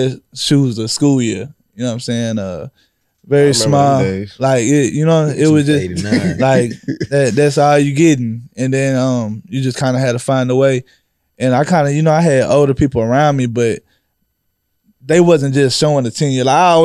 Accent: Kendleton, Texas, United States; also born or lived in Rosenberg, Texas; I'm really from Kendleton. I went to high school in Roseburn. I went to school in Roseburn after, like, fifth grade

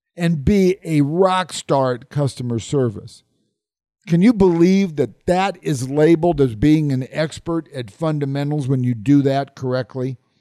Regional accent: Omaha, Nebraska, United States; my hometown of Omaha, Nebraska

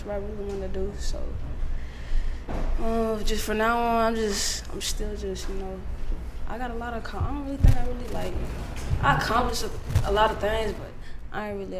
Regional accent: West Palm Beach, Florida, United States; I'm from Florida. What part? West Palm Beach to be exact.

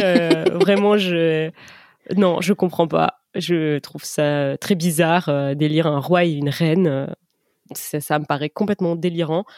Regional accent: France; je suis française et c'est vrai que chez nous, c'est absolument pas une tradition

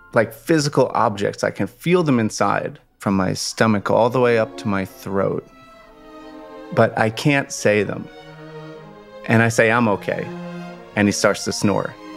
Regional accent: Long Island, New York, United States; I'd grown up on Long Island

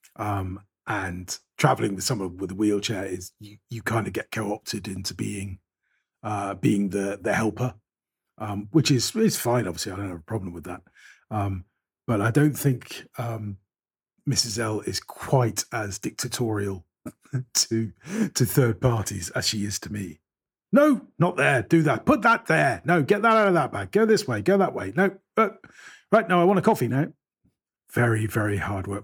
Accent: Bristol, South West England, United Kingdom; also born or lived in Avonmouth; I was born in Southmead Hospital

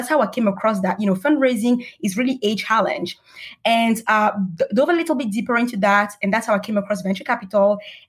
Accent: Paris, Île-de-France, France; also born or lived in Senegal / Russia; So I grew up in Paris as well. I lived a little bit in Senegal, spent some time in Russia

